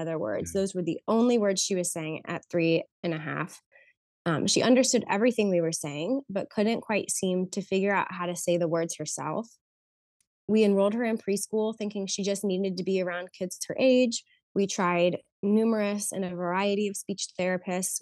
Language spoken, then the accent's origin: English; Cincinnati, Ohio, United States; also born or lived in Columbus, Ohio / Kettering, Ohio; now in Oakwood, United States; I grew up in Cincinnati, Ohio